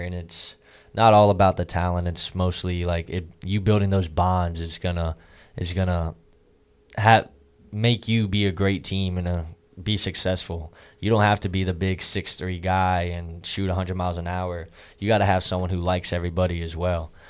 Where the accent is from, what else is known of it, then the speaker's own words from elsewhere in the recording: Virginia, United States; moved away as an adult; I was from Virginia